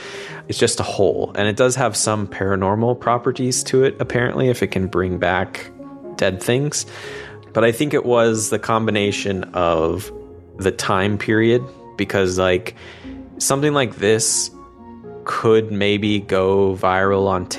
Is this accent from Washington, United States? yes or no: yes; Washington, United States; I grew up in Washington State